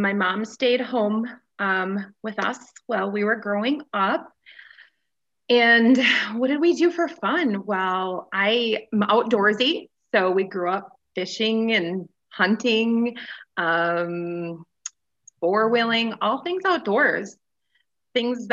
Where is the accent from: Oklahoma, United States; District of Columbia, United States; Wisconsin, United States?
Wisconsin, United States; Goodman; moved away as an adult; also born or lived in Iron Mountain, Michigan / Upper Peninsula, Michigan; now in Green Bay, United States; I was born and raised in Goodman, Wisconsin, physically born in Iron Mountain, Michigan